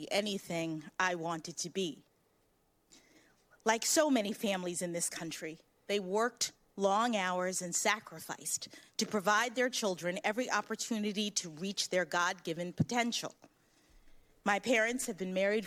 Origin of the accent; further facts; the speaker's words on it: Washington, District of Columbia, United States; When I was born here in Washington